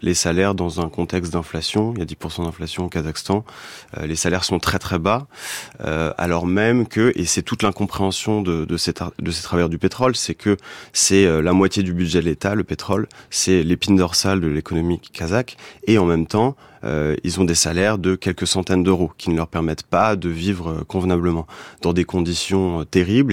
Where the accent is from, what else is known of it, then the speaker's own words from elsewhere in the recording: France; je suis français